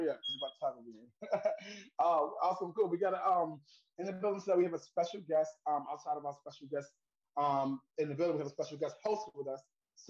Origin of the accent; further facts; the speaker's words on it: New York City, New York, United States; I'm from Harlem, New York, here right now, currently in Harlem, New York.